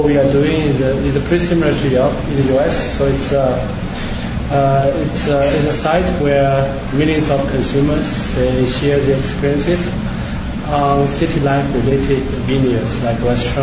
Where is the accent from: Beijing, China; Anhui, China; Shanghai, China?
Shanghai, China; English is a second language; moved away as an adult; also born or lived in United States / Indiana; I grew up in Shanghai